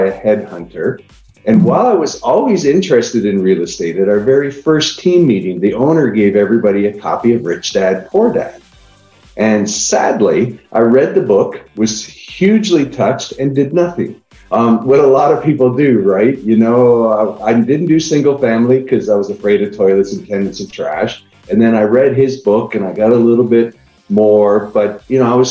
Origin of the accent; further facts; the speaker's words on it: Niagara Falls, Ontario, Canada; now in Austin, United States; I live in Austin, Texas right now. I'm originally from Niagara Falls, Canada.